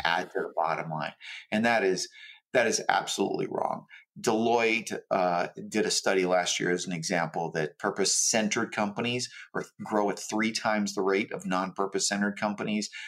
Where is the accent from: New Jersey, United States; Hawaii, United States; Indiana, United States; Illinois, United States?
Hawaii, United States; I grew up in Hawaii, um, very poor